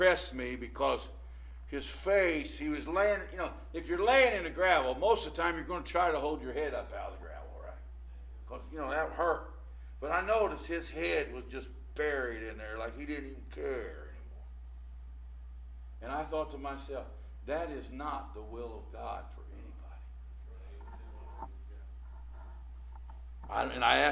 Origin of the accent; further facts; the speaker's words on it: Indianapolis, Indiana, United States; I'm from Brightwood, over 28th and Sherman, 25th and Sherman. Forced Manor, 30th Forced Manor